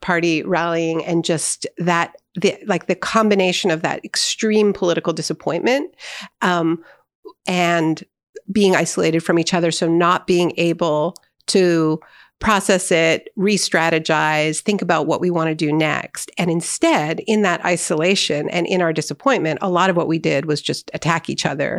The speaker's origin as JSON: {"language": "English", "country": "Canada", "said": "as a Canadian"}